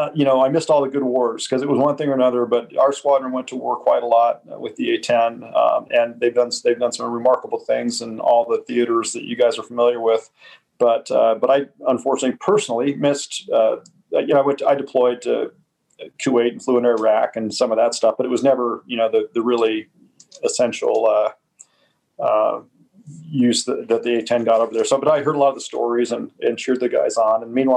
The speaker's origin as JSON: {"language": "English", "country": "United States", "said": "The truth is I'm an American patriot and always loved, you know, the idea of our military."}